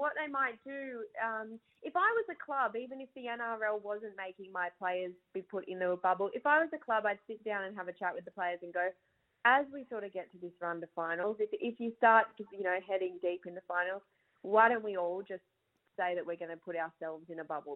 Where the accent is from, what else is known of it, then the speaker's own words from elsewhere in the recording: Burra, New South Wales, Australia; my hometown of Burra